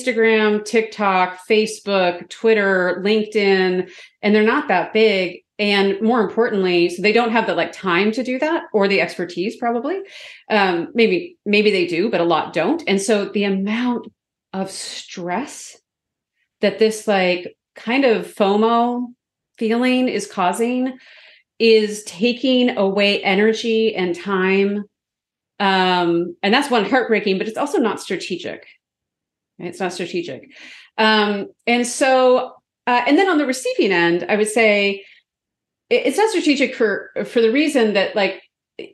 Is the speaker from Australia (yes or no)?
no; Canada; I'm also from Canada